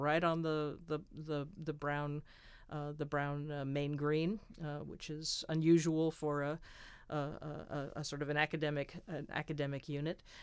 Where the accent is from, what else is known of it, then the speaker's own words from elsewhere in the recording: United States; moved away as an adult; also born or lived in England; being an American, uh, over in England